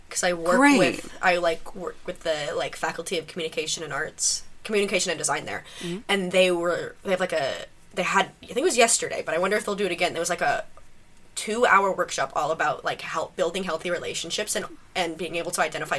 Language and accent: English; United States; now in Canada; I grew up in the States.